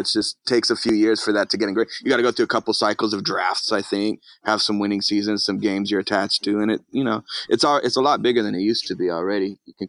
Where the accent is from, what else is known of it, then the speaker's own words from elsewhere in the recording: Venice, California, United States; I'm from Venice, California.